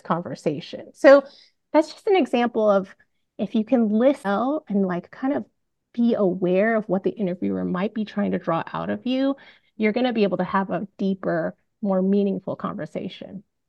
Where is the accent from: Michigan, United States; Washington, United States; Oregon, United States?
Washington, United States; Bellevue; I grew up in Bellevue, Washington